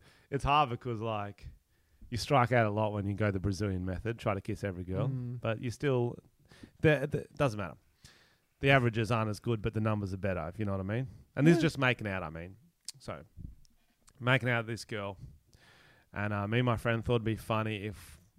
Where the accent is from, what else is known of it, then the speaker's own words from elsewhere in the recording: Australia; I'm Australian.